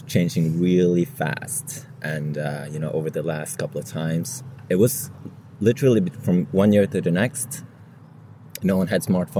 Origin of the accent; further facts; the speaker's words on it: Bergen, Vestland, Norway; I'm from Norway, from Bergen, on the west coast.